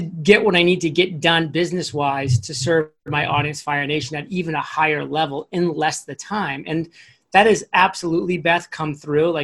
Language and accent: English; Maine, United States; when I was growing up in Maine